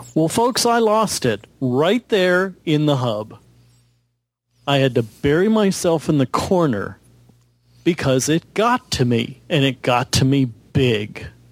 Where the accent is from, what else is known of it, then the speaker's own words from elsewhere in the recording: Texas, United States; moved away; also born or lived in Midwest; I grew up in Texas